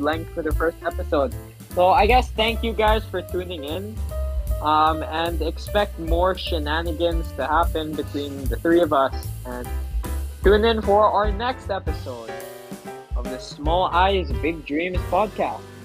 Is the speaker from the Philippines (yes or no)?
yes; Philippines; first language English; I was from the Philippines